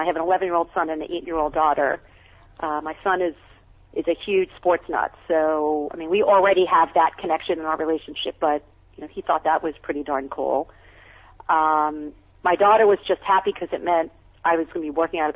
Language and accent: English; Long Island, New York, United States; now in California, United States; I grew up on Long Island, on the South Shore of Long Island.